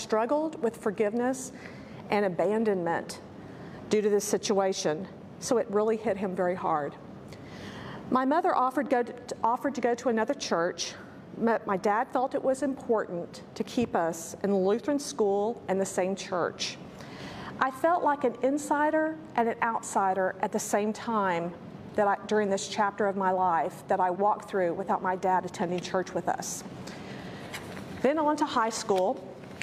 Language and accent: English; San Antonio, Texas, United States; I was born in San Antonio of much older parents.